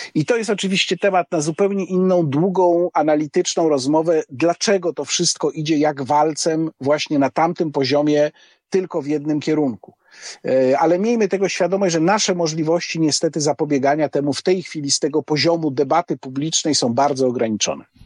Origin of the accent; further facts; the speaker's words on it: Łódź, Łódź Voivodeship, Poland; moved away as an adult; also born or lived in Warsaw; z pochodzenia jestem łodzianinem